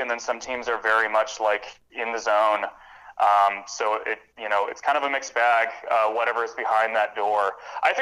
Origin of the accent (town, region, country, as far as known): Midwestern United States, United States; first language English